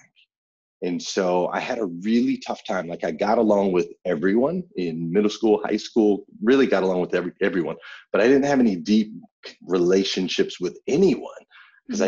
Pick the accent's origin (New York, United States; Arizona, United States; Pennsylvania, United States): Arizona, United States; Flagstaff; I grew up in Flagstaff, Arizona